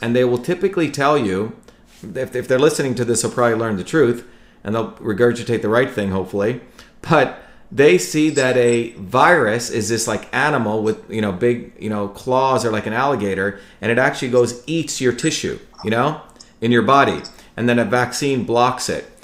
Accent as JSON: {"language": "English", "country": "India", "tie": "born or raised there", "also_born_or_lived": "New Jersey, United States", "moved": "yes", "said": "I grew up in India where my grandparents had nothing"}